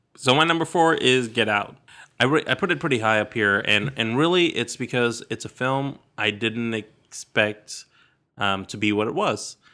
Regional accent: Sacramento, California, United States; I grew up in Sacramento, in California.

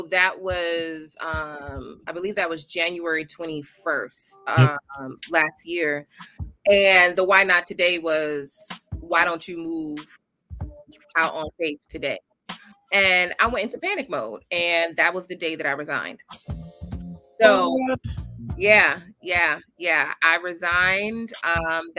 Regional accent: New York City, New York, United States; I am a Bronxite, meaning that I grew up in the Bronx, currently reside in the Bronx

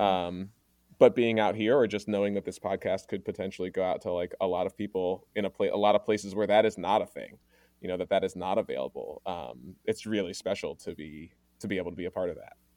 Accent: Maryland, United States; moved away as an adult; now in Oregon, United States; I grew up in Maryland, primarily with my mom's white family

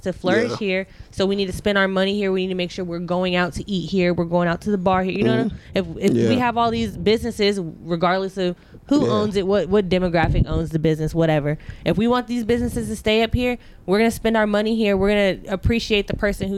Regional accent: Akron, Ohio, United States; I'm from Akron

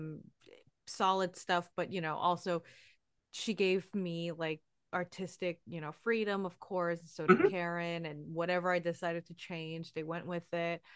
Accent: New York, United States; I grew up in New York all my life

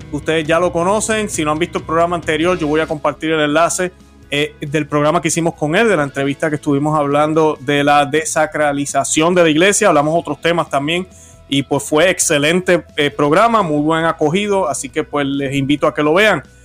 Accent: Puerto Rico; now in United States; la situación en mi país está malísima también

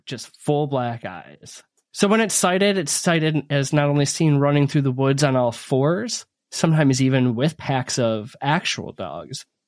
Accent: Northern Michigan, United States; I grew up in North Michigan. Well, I moved there halfway through growing up.

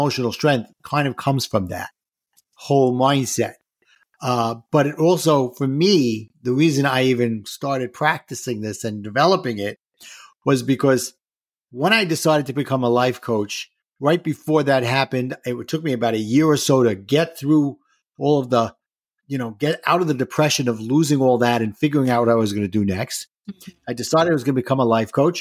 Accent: New York City, New York, United States; I grew up in Brooklyn and spent most of my years there

